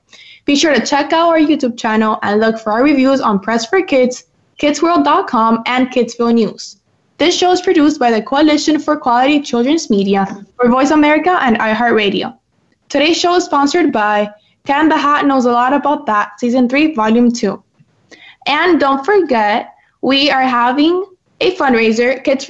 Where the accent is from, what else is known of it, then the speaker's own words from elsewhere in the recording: Miami, Florida, United States; from Miami.